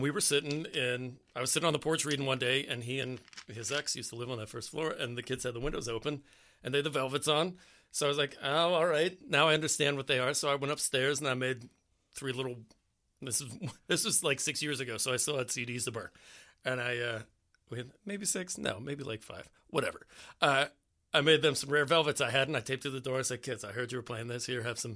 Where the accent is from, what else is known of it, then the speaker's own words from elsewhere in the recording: McKees Rocks, Pennsylvania, United States; moved away as an adult; also born or lived in Edinboro, Pennsylvania / San Diego, California; I grew up in the Rocks